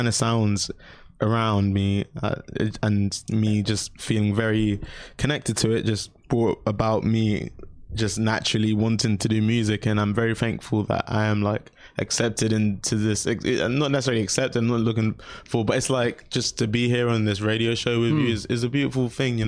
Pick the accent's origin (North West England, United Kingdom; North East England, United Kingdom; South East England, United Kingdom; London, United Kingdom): London, United Kingdom; I grew up in South London